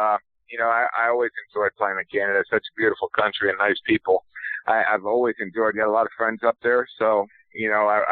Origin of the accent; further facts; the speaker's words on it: Florida, United States; moved away as an adult; also born or lived in Iowa; growing up in Florida